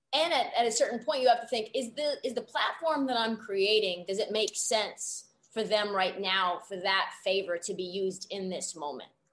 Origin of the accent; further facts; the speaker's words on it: Portland, Oregon, United States; moved away as an adult; now in Los Angeles, United States; I grew up in Portland, went to Oregon, and then bunch of lacrosse kids actually at Oregon, and then moved to LA to get into media.